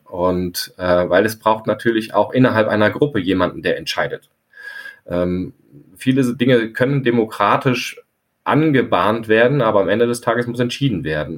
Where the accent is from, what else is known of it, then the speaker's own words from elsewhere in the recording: near Frankfurt, Hesse, Germany; now in Scharbeutz, Germany; Mitglied eines Pfadfinderstammes, ähm, wo ich quasi aufgewachsen bin in der Nähe von Frankfurt.